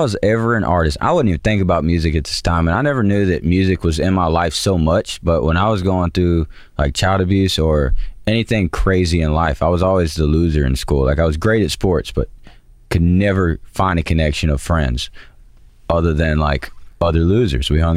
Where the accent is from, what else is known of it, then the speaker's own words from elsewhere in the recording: Georgia, United States; I'm from Georgia.